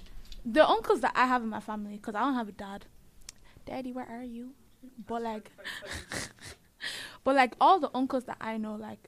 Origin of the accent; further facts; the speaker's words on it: Nigeria; I get it because obviously we are Nigerian, so that's what we know.